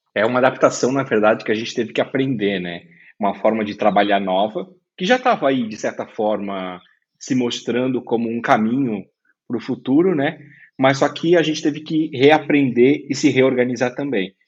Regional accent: Brusque, Santa Catarina, Brazil; eu sou de Brusque

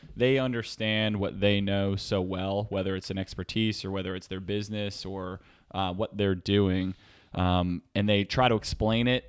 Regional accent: Reading, Pennsylvania, United States; also born or lived in Texas; now in San Diego, United States; I grew up in a small town outside of a smaller town in Pennsylvania. So, uh, Redding, Pennsylvania

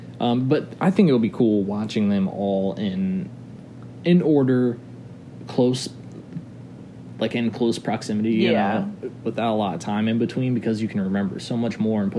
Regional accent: Baltimore area, Maryland, United States; Flooded my hometown. Flooded down around Baltimore.

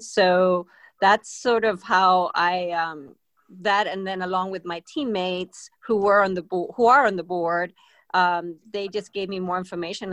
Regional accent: Spain; also born or lived in Boston; now in Richmond, United States; I'm originally from Spain, and I uh, grew up on the water

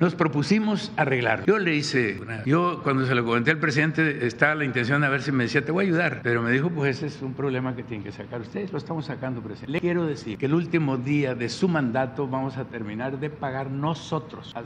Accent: Badiraguato, Sinaloa, Mexico; soy de Bairaguato

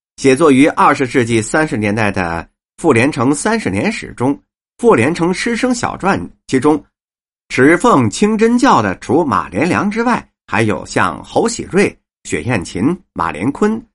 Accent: Beijing, China; 反正我们是北京人，我爷爷那会儿就在平德门那儿，开茶馆儿

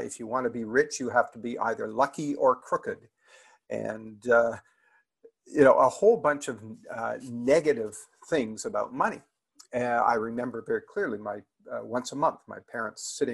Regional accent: just outside of Toronto, Ontario, Canada; I grew up just outside of Toronto

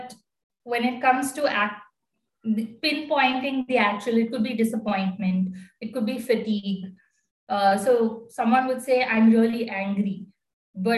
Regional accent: Bangalore, Karnataka, India; I'm basically from Bangalore.

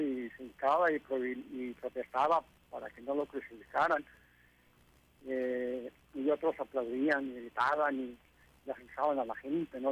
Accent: Tijuana, Baja California, Mexico; soy nativo de, de Tijuana

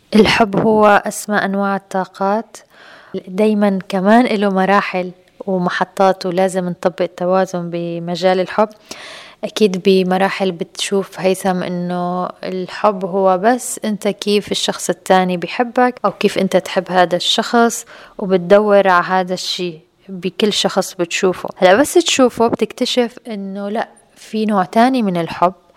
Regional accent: Aleppo, Aleppo Governorate, Syria; now in Dubai, United Arab Emirates; كنت عايشة في مجتمع في بلدي الأم بسوريا بحلب

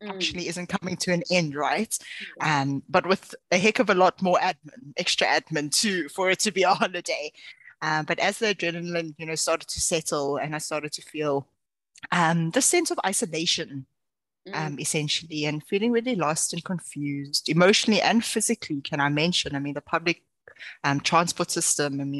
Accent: South Africa; moved away as an adult; now in Utrecht, Netherlands; very complicated last name. I'm a South African expat currently living and working in Utrecht, Netherlands.

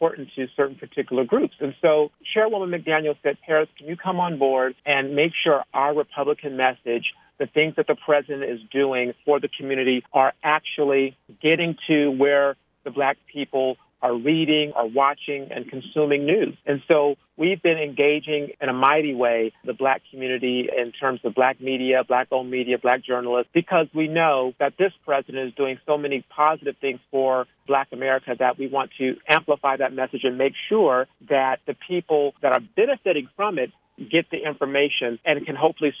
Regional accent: Phoenix, Arizona, United States; moved away as an adult; also born or lived in California; now in Washington, D.C., United States; I grew up in Phoenix, went to Pepperdine University in California for college, and have been in D.C. ever since 2005

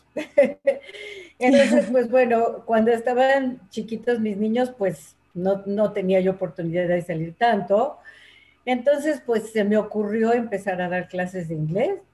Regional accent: Mexico City, Mexico; also born or lived in Puebla; nací en Puebla, pero eh, me trajeron al Distrito Federal de un año

